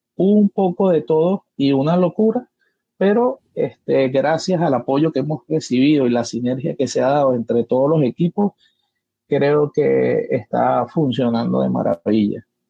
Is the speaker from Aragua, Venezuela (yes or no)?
no; Caracas, Capital District, Venezuela; soy de Caracas, Venezuela